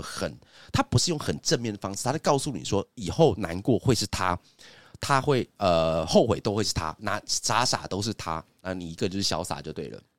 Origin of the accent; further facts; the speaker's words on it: Zhudong, Hsinchu County, Taiwan; 我们在新竹那个地方长大